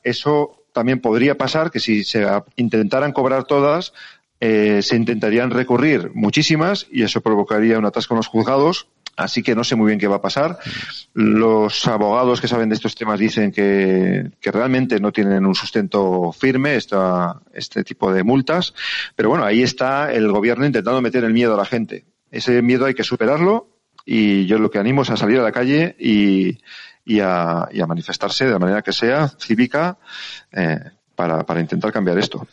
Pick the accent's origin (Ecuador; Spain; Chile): Spain; Navarre; Soy, soy Navarro